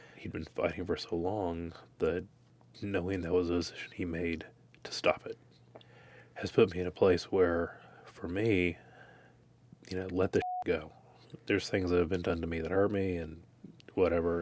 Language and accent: English; Dickinson, United States; growing up in Dickinson